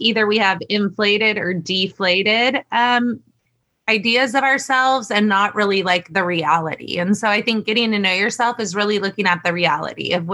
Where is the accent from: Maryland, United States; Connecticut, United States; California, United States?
California, United States; San Francisco Bay Area; moved away as an adult; now in Hawaii, United States; I grew up in the San Francisco Bay Area